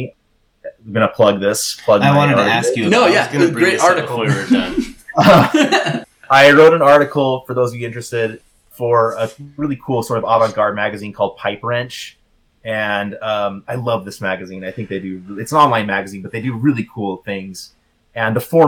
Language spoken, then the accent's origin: English; Utah, United States; now in Houston, United States; I'm from Utah.